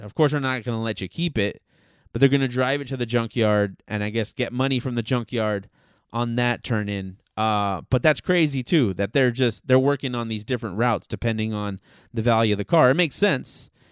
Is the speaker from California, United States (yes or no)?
yes; Los Angeles, California, United States; born and raised in Southern California, born and raised in Los Angeles specifically